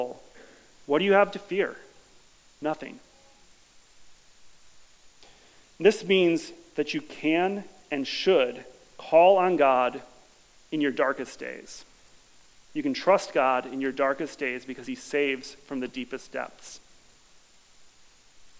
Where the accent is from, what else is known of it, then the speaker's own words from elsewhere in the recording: Madison, United States; I grew up here in the Madison area